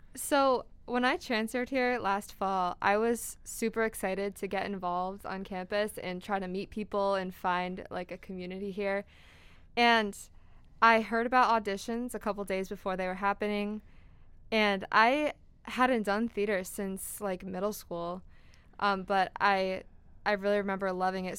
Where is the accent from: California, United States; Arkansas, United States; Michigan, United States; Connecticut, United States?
Connecticut, United States; Wallingford; also born or lived in West Hartford; I'm from Wallingford